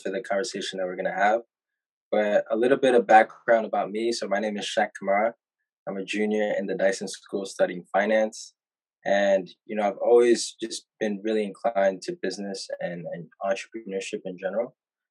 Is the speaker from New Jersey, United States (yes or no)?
no; New York City, New York, United States; also born or lived in Atlanta, Georgia; I was born in Atlanta, Georgia. But 2 months after I was born, my family decided to relocate to Harlem, New York, which, you know, I spent a predominant amount of my time just growing up there